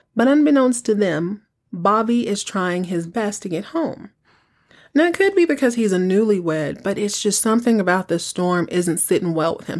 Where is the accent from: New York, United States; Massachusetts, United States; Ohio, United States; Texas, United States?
Texas, United States; I grew up in Texas